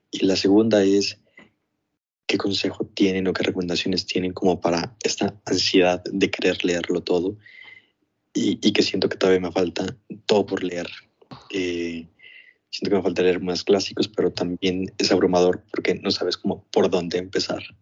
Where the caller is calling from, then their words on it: Mexico City, Mexico; Hola, ya, hola José Carlos … de la Ciudad de México.